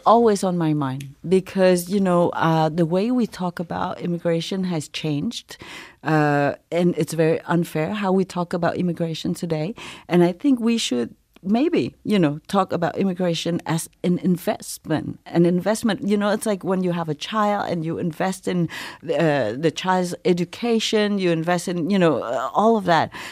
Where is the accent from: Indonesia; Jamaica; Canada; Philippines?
Canada; Montreal, Quebec; English is a second language; also born or lived in Saigon, Vietnam / refugee camp, Malaysia; I'm from Montreal